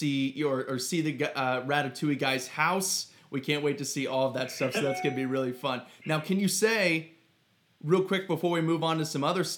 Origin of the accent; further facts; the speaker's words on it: Ohio, United States; I'm not in LA. I'm originally from Ohio